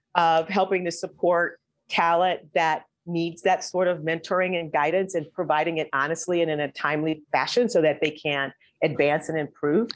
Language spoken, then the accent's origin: English; Midwest, United States; moved away as an adult; also born or lived in Atlanta; I was from the Midwest.